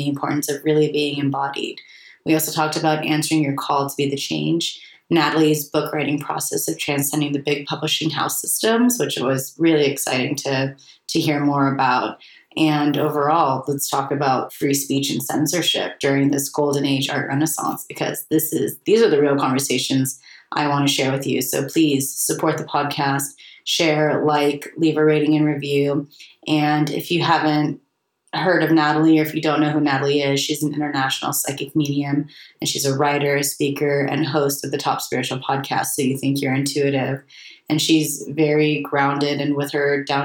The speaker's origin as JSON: {"language": "English", "country": "United States", "tie": "born or raised there", "said": "I always saw myself as a European growing up in America"}